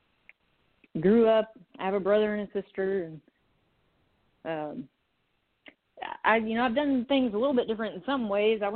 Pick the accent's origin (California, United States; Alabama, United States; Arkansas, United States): Arkansas, United States; Conway; also born or lived in Little Rock, Arkansas; I'm from Arkansas. I was born in Little Rock, and I grew up mainly in Conway, that's just outside of Little Rock